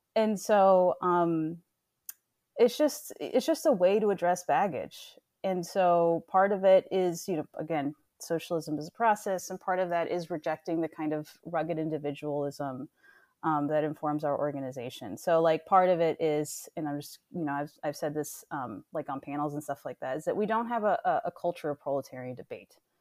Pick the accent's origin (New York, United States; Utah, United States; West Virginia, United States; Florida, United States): Florida, United States; South; also born or lived in Chile; I grew up in South Florida